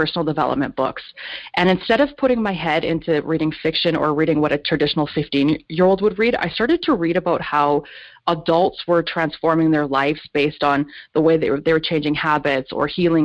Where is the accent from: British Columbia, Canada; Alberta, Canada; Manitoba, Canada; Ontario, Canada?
British Columbia, Canada; Kelowna; my story originates where I grew up in Kelowna, British Columbia, Canada